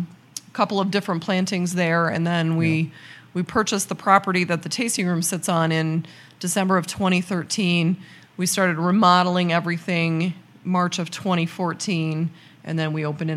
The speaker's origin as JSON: {"language": "English", "town": "Winslow", "region": "Illinois", "country": "United States", "said": "And I'm actually from Winslow, so I'm just across, or was just across the state line. Grew up on a small farm."}